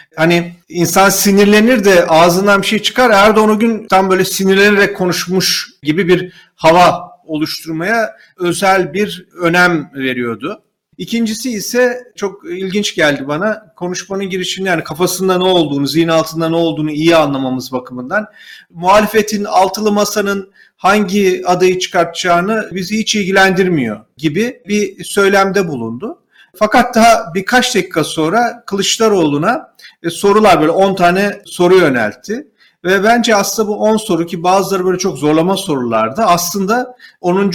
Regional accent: Turkey; bir Türk olarak, bir Türk vatandaşı olarak

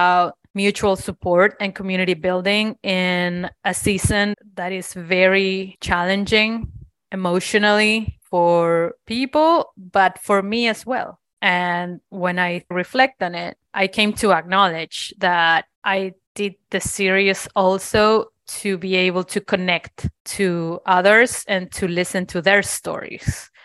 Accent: Argentina; now in Cincinnati, United States; I am from Argentina

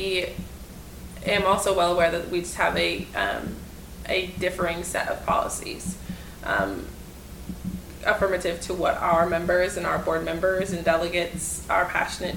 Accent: Grand Rapids, Michigan, United States; born and raised in Grand Rapids

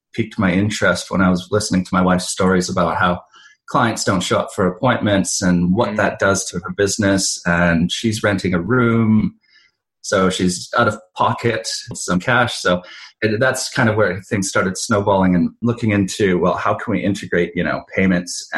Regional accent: Canada; moved away as an adult; now in Melbourne, Australia; I'm from Canada originally, but moved here 7 years ago looking for better weather

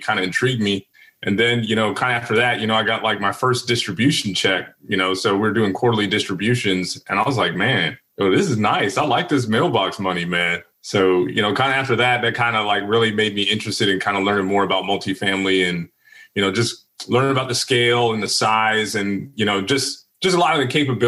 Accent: Virginia, United States; moved away; I'm from Virginia originally

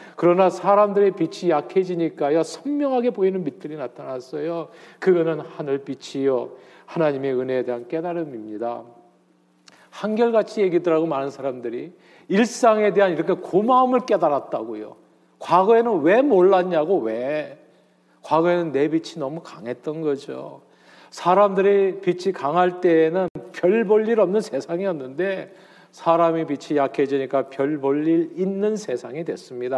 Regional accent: Seoul, South Korea; now in New Jersey, United States; 저는 서울 태생입니다. 태어나서 쭉 서울에서만 살았어요.

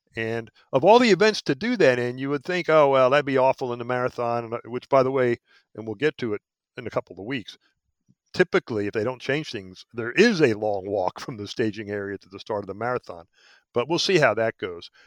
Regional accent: Philadelphia, Pennsylvania, United States; moved away as an adult; also born or lived in Alaska / Hawaii; I was born in Philadelphia, but I, I left there back in, uh, well, I graduated college in seventy-five and haven't lived in Philly since

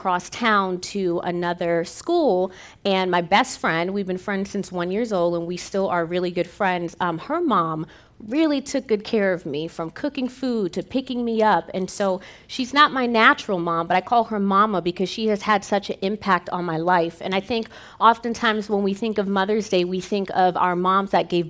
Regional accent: New York, United States; now in Arizona, United States; I'm from New York. And so when I moved to Arizona, they basically had to retrain me how to speak, because I would say things like talk and coffee and chocolates

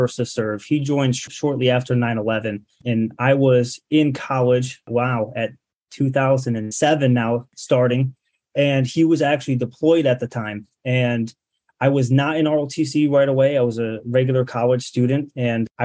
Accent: Rome, New York, United States; moved away as an adult; now in Syracuse, United States; I'm originally from Rome, New York.

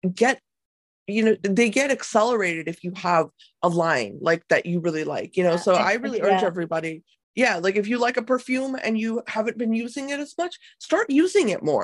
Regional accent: United States; as both Indian American and person, you know, that was grown up here

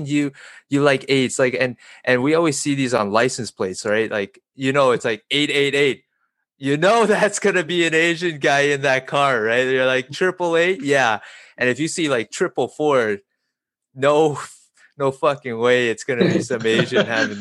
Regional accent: Calgary, Alberta, Canada; also born or lived in China; I've been born and raised in Calgary

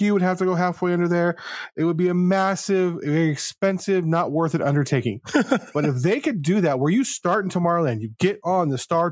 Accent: Southern California, United States; moved away; also born or lived in Las Vegas, Nevada; As a child growing up in Southern California

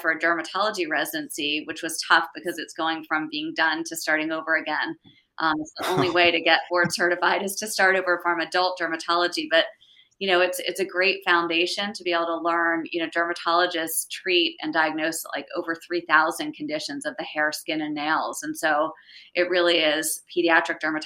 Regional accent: Reading, Pennsylvania, United States; moved away as an adult; also born or lived in Chestnut Hill, Philadelphia / Pittsburgh; I was born in Chestnut Hill and grew up in Reading my whole life, and then went out to Pittsburgh for med school and kind of never left.

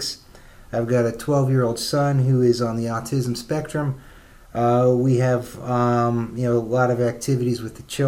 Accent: central Pennsylvania, United States; also born or lived in Philadelphia; now in Indianapolis, United States; I'm from Pennsylvania, central Pennsylvania.

